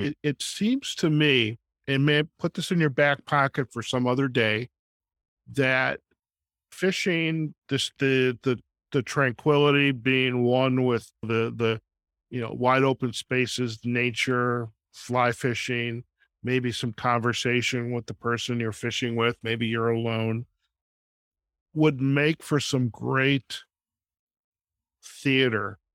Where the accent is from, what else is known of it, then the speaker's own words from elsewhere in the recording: Chicago, Illinois, United States; now in Las Vegas, United States; I'm originally from Chicago as well, and I'm here out in Las Vegas